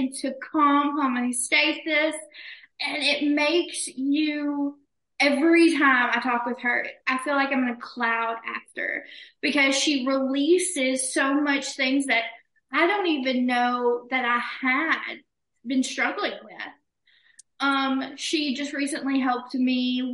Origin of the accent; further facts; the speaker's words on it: Alabama, United States; I am from Alabama